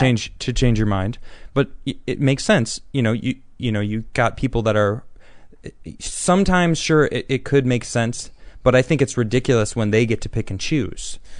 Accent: Chicago, Illinois, United States; I'm from Chicago

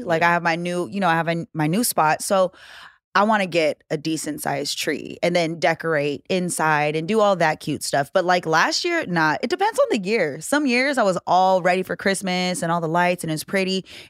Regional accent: West Coast, United States; I think just growing up on the West Coast, we're so used to it that you got to go to the snow if you're trying to have that feel.

